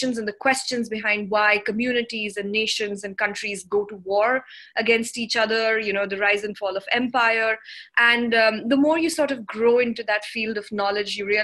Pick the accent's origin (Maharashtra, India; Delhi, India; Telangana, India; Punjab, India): Delhi, India; New Delhi; also born or lived in South Sudan / Netherlands / United Kingdom; I'm from India. I was born here and I went to school here